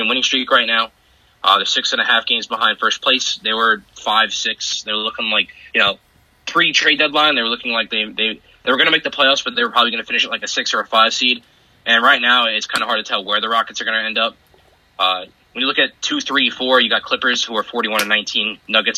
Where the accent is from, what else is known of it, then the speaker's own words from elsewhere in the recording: New York, United States; I grew up in New York